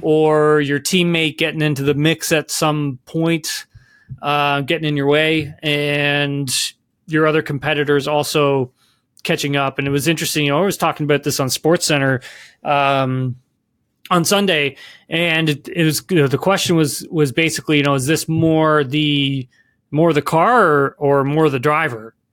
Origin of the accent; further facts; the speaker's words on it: Keene, Ontario, Canada; I'm from Keene, Ontario